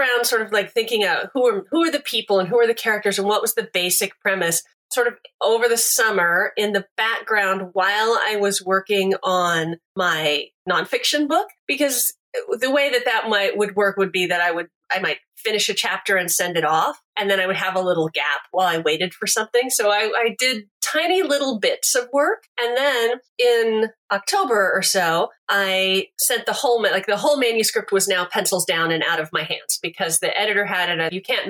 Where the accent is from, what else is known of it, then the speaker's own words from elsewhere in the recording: Texas, United States; also born or lived in Kansas; I grew up in Texas and Kansas, but my folks had grown up in a very small town in Kansas, a different one than where I ended up eventually.